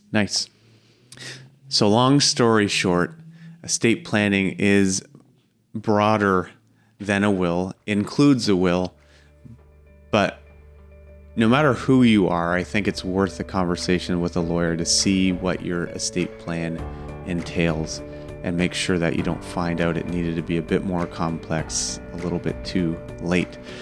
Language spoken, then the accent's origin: English; near Strathroy, Ontario, Canada; I grew up out near Strathroy